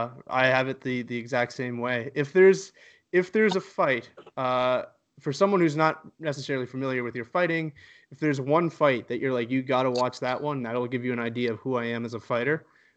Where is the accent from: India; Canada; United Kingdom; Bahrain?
Canada; Halifax, Nova Scotia; We're both from Halifax